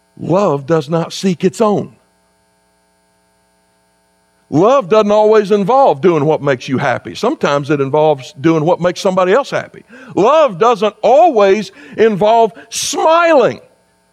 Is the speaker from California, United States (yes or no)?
no; South Carolina, United States; moved away as an adult; also born or lived in Kentucky; now in West Virginia, United States; I grew up in South Carolina.